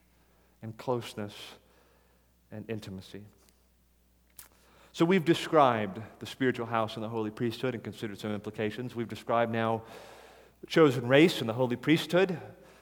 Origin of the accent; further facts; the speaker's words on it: United States; as an American